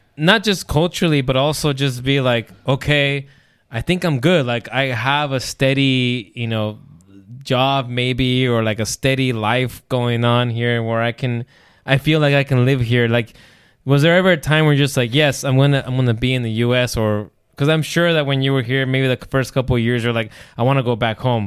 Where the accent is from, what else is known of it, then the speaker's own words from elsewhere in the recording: United States; The U S was where I was born, where I lived all my life, and I continue to live my life